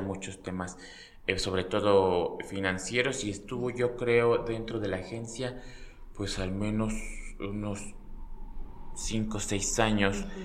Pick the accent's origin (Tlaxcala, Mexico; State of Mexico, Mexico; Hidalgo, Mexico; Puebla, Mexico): Hidalgo, Mexico; Pachuca; yo soy de Pachuca, nací en Pachuca